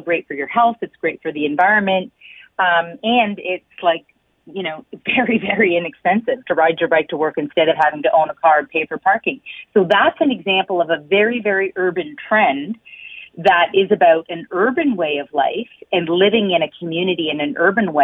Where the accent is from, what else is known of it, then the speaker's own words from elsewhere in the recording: Hamilton, Ontario, Canada; also born or lived in Toronto; I actually grew up in Hamilton. I grew up on the Hamilton Mountain, and I cycled everywhere.